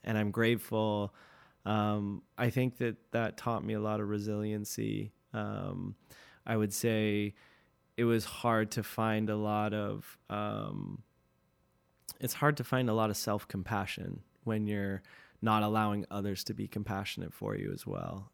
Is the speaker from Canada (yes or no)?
yes; North Vancouver, British Columbia, Canada; loved growing up in Deep Cove